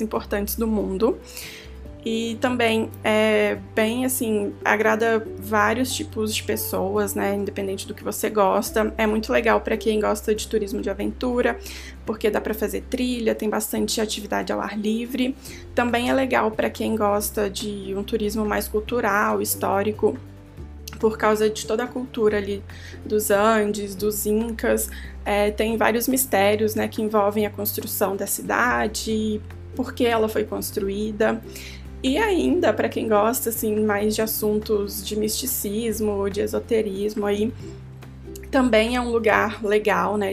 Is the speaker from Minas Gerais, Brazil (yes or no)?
yes; Minas Gerais, Brazil; Eu sou mineira